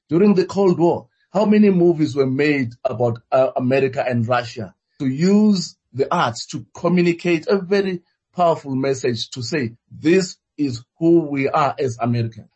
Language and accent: English; South Africa